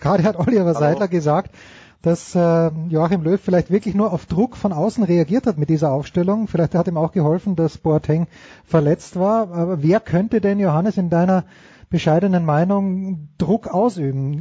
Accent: Austria; ich bin Österreicher

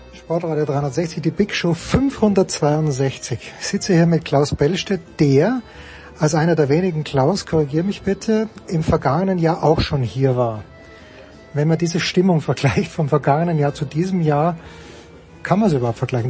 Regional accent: Austria; ich verstehe den Impuls als Österreicher

